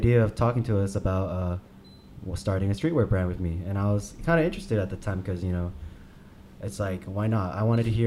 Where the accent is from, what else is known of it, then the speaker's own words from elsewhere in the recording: Arcadia, California, United States; Came from the 66 area, Arcadia